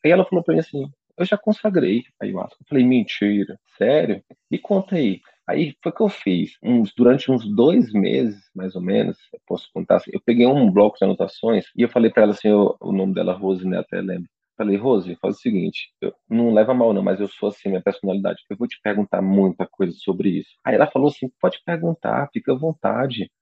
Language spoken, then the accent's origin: Portuguese; Teresina, Piauí, Brazil; now in São Paulo, Brazil; eu sou natural de Teresina, no Piauí